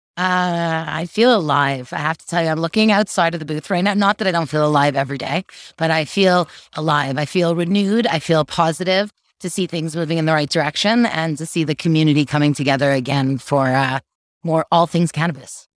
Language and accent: English; Canada; being a Canadian, having federal legalization